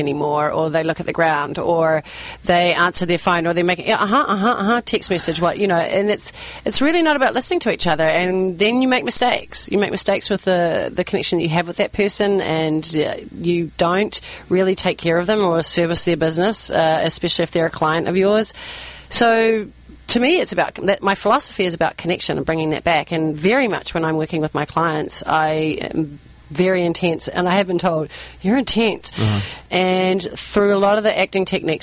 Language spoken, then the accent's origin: English; New Zealand; accent: New Zealand; moved away; this is my New Zealand accent. I'm originally from New Zealand.